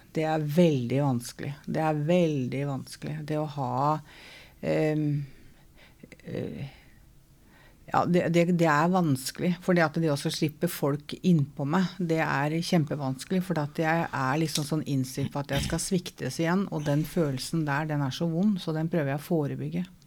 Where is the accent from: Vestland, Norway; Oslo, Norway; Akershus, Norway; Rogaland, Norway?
Oslo, Norway; jeg er fra Møllergata, da.